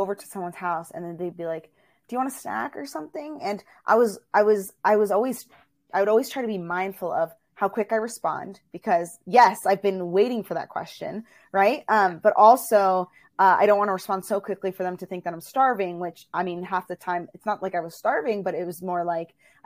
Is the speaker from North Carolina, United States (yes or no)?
no; Virginia, United States; also born or lived in Illinois; I was born in Illinois, and then we moved over to Virginia, and that's where I was raised.